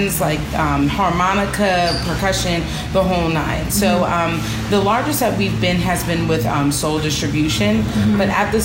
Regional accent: Jersey Shore, New Jersey, United States; moved away as an adult; now in Pittsburgh, United States; I'm actually from New Jersey, born and raised. I grew up on the Jersey Shore.

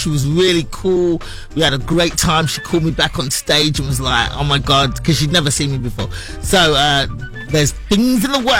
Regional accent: London, United Kingdom; moved away as an adult; also born or lived in Los Angeles, United States / Brooklyn, New York, United States; now in New York, United States; Born and raised in London, England, but now living out here. Live in New York right now. Lived in LA for a few years, but now in New York. Settled there.

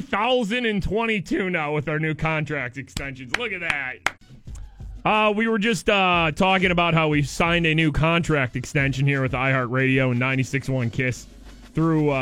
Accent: Detroit area, Michigan, United States; moved away as an adult; now in Pittsburgh, United States; We're both from right around the Detroit area. We're both from Michigan originally

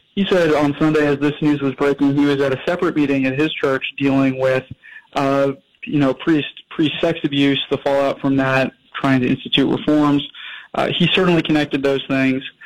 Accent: New England, United States; I'm personally from New England

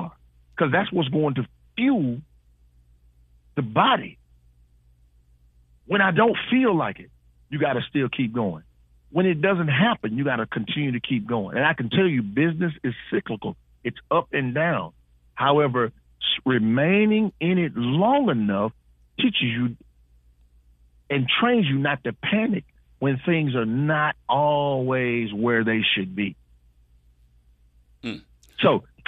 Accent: Houston, Texas, United States; moved away; I'm originally from Houston

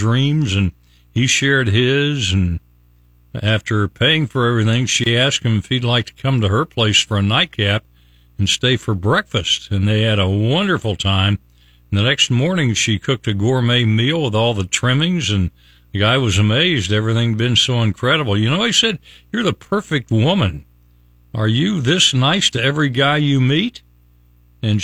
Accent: Logan, West Virginia, United States; now in Tampa Bay, United States; From my hometown, little hometown of Logan, West Virginia

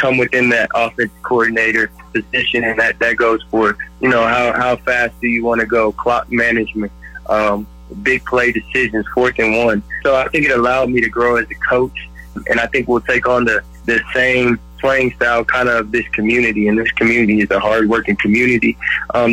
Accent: West Texas, United States; I'm a West Texas guy.

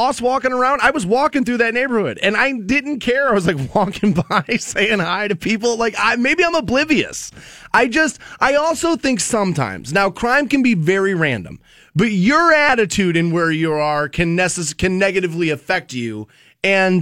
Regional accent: Cleveland, Ohio, United States; now in Canton, United States; I was born and raised in Cleveland

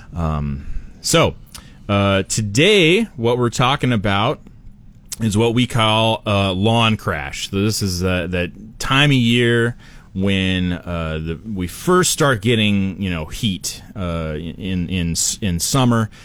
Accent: Portland, Oregon, United States; now in Idaho, United States; I grew up in Portland

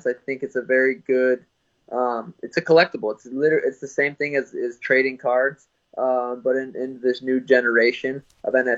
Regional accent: Helena, Montana, United States; moved away; also born or lived in Phoenix; growing up in Helena, small town.

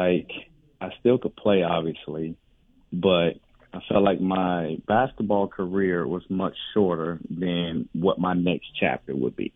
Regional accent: West Palm Beach, Florida, United States; moved away; I started coaching in my hometown of West Palm Beach

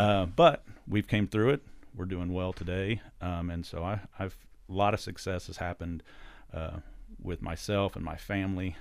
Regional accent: Bolivar, Missouri, United States; also born or lived in Alton, Illinois; I'm from Bolivar. So I graduated high school from Bolivar

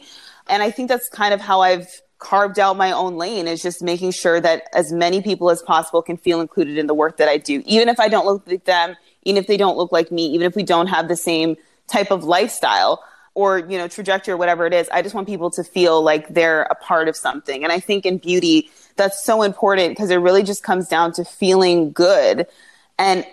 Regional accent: Toronto, Ontario, Canada; also born or lived in Montreal, Quebec, Canada; I was born in Montreal. I moved from Montreal when I was like a toddler. I think I was like 3 years old to a suburb in Toronto

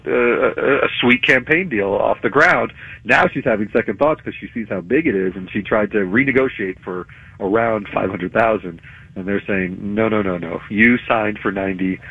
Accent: Plantation, Florida, United States; I grew up in Plantation, Florida.

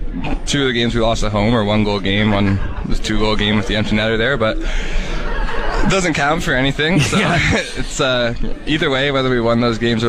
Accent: Brampton, Ontario, Canada; From Brampton, Ontario.

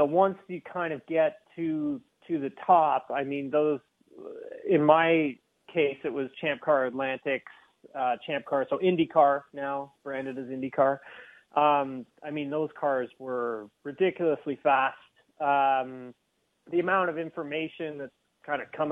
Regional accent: Keene, Ontario, Canada; I grew up in Peterborough. Well, actually, technically, I grew up in Keene, which is located outside of Peterborough.

